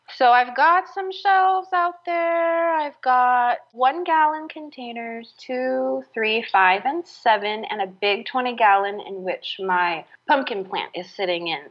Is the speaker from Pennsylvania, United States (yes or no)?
no; San Francisco, California, United States; moved away; I grew up in San Francisco